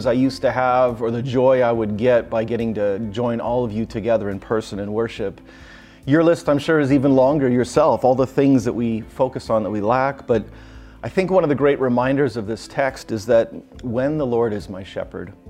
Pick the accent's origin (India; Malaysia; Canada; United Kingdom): Canada; When I was a little kid growing up in Canada, I would watch on Saturday nights Hockey Night in Canada